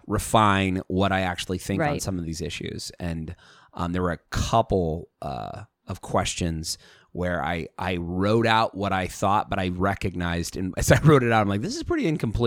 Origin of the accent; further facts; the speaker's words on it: Idaho, United States; well, I'm from Idaho, so I say fur.